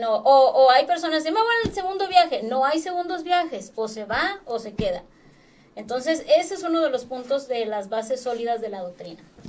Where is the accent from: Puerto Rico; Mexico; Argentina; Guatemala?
Mexico; Acapulco, Guerrero; yo soy de Acapulco y toda mi vida andaba en las discotecas allá